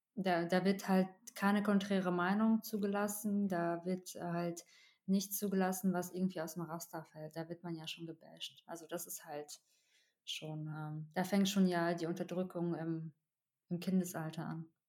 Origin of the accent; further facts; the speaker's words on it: Russia; now in Germany; ich komme ja aus Russland